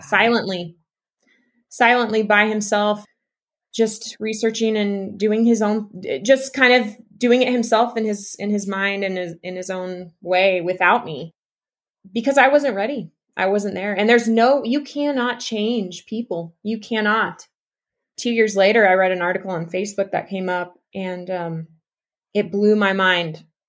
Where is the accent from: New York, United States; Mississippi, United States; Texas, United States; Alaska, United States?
Texas, United States; East; moved away as an adult; also born or lived in Utah; now in Mexico; I was raised in East Texas